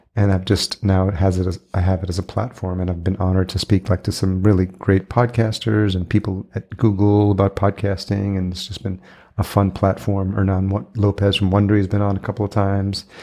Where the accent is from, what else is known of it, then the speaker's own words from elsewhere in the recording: El Salvador; I was born in El Salvador